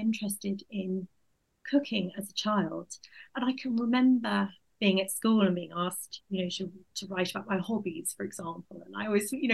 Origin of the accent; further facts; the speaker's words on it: Dorset, South West England, United Kingdom; moved away as an adult; also born or lived in Exeter / Devon; now in Oxfordshire, United Kingdom; I'm from the West Country originally, and I grew up in Dorset